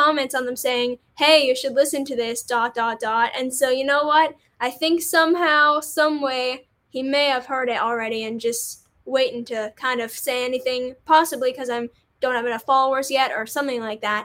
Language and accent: English; Canada; as Canadian